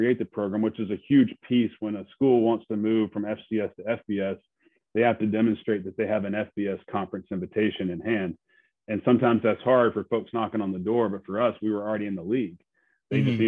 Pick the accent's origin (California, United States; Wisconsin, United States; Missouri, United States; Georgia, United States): Georgia, United States; moved away as an adult; also born or lived in Montgomery, Alabama; now in Mobile, United States; I grew up in Georgia